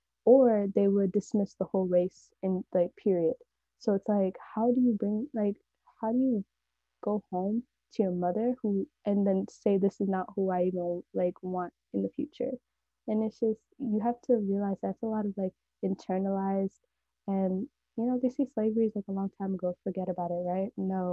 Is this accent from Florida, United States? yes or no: no; California, United States; I'm like from the Bay Area, and it's really like diverse, but by diverse there's like barely any white people.